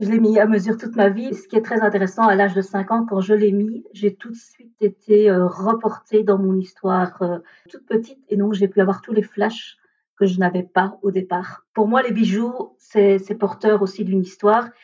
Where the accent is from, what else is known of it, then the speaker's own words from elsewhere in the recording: Belgium; also born or lived in India / Braine-l'Alleud, Belgium; je suis originaire de l'Inde. J'ai été adoptée à l'âge de 3 ans et demi et j'ai été adoptée par une famille belge